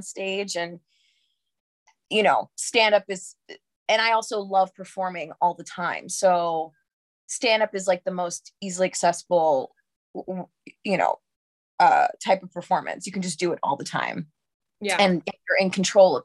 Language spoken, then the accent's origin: English; New York City, New York, United States; I'm from New York. I grew up in Harlem